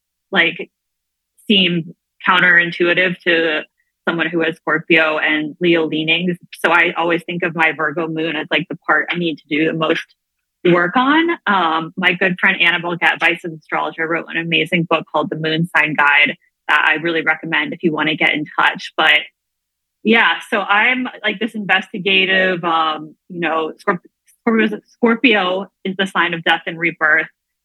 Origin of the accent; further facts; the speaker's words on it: U.S. Virgin Islands; now in New York City, United States; I grew up in the Virgin Islands, and I still have like half of my soul there. I have a whole giant extended family down there and go down all the time.